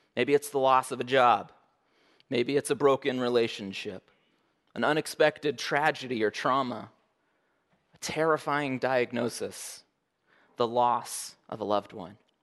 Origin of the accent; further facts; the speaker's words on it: Oregon, United States; now in Alaska, United States; I was born in Oregon